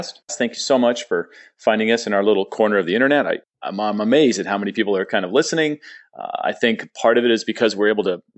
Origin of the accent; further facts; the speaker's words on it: San Diego, California, United States; moved away; San Diego, which is my hometown. I was there for quite a while, 40 years.